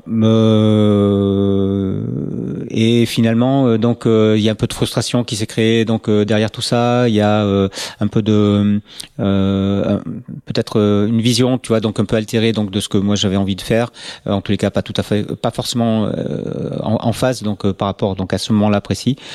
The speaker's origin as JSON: {"language": "French", "town": "Nantes", "region": "Pays de la Loire", "country": "France", "tie": "born there", "said": "moi je suis né euh, à Nantes alors pas, pas, par accident mais voilà donc la famille vivait donc à Nantes à ce moment-là et donc j'y suis né"}